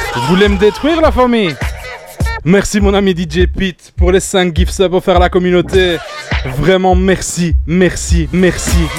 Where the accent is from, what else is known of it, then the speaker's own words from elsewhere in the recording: Belgium; chez moi en Belgique